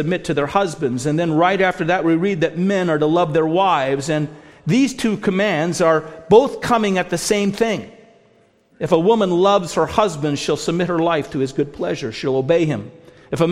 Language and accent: English; United States; also born or lived in Canada; being an American